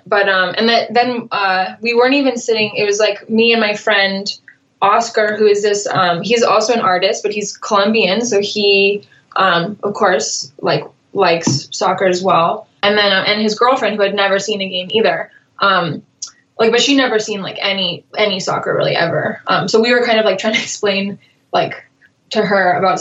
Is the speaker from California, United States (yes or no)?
yes; California, United States; accent: American